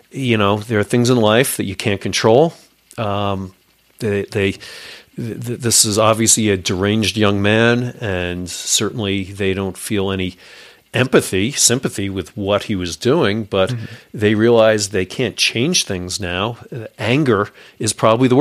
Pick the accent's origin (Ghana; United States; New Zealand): United States; New York; I'm from New York